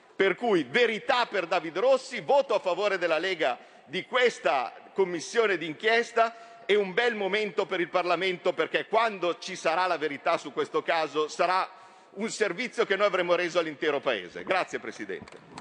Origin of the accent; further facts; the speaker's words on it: from Como, Lombardy, Italy; Da milanese, da comasco, da lombardo